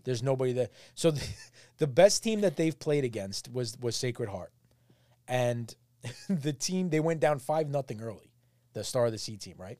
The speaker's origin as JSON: {"language": "English", "town": "New York City", "region": "New York", "country": "United States", "tie": "born or raised there", "said": "I've been a Great Kills Huguenot guy my whole life"}